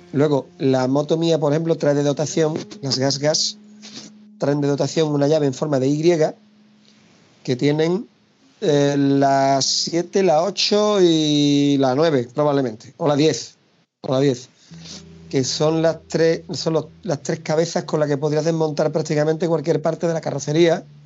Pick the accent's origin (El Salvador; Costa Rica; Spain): Spain; Pilas, Andalusia; also born or lived in Almonte, Huelva; now in Hinojos, Spain; yo, al nacido en Pilazo soy